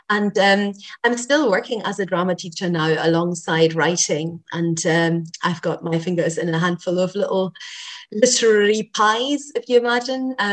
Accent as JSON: {"language": "English", "country": "Germany", "tie": "born or raised there", "second_language": "English", "moved": "as an adult", "lives_now": "Scotland", "said": "so I was born in Germany and I grew up there, and I went to school in Germany."}